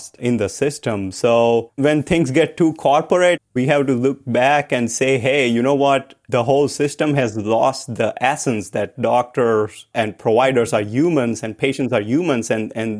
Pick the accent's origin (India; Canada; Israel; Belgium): India; I grew up in India